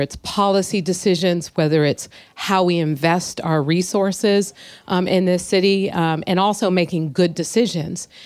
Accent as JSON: {"language": "English", "town": "San Francisco", "region": "California", "country": "United States", "tie": "born or raised there", "said": "growing up in San Francisco"}